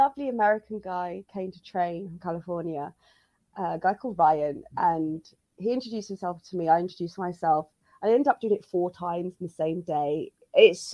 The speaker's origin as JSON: {"language": "English", "country": "United Kingdom", "said": "I'm British"}